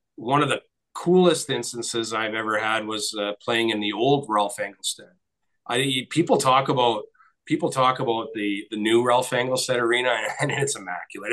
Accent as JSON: {"language": "English", "town": "Nipigon", "region": "Ontario", "country": "Canada", "tie": "born or raised there", "said": "grew up on just up the street from me in Nipigon"}